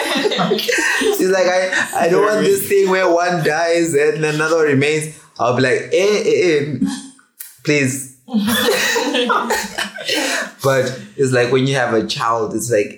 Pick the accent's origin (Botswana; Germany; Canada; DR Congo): Botswana; I grew up in Botswana as well.